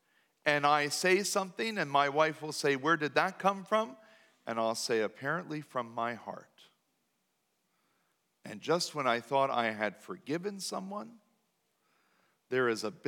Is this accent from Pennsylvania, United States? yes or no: yes; New Danville, Pennsylvania, United States; Now, I was raised right in New Danville, where I was taught that you just don't say certain things out loud.